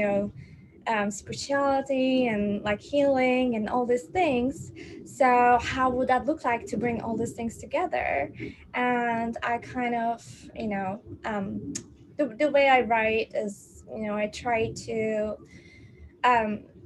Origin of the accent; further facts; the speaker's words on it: Turkey; it wasn't very supportive environment the way I was born in Turkey